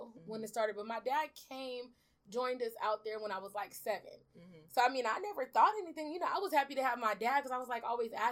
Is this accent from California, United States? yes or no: yes; Los Angeles, California, United States; also born or lived in Belize; I'm originally from Belize. I was born there, and I came to California to South Central with my mom mm-hmm. when I was about three years old, almost turning four.